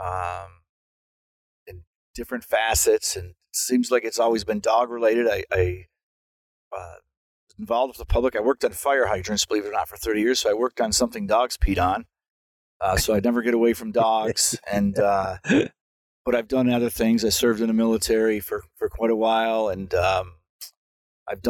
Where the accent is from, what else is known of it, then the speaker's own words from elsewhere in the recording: United States; Growing up near Canada, it was very isolated. We got a couple Canadian TV channels and an American one